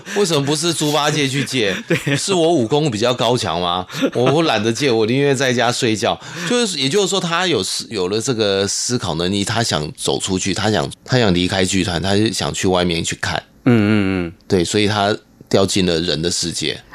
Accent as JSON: {"language": "Chinese", "country": "Taiwan", "first_language": "Hakka", "second_language": "Chinese", "said": "自己是客家人，我很开心可以用自己的母语"}